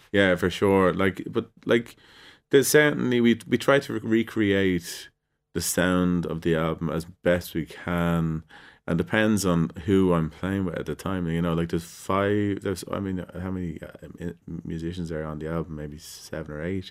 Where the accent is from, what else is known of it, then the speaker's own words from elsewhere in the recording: Ireland; what are we expected to do as Irish people? How are we seen as Irish people?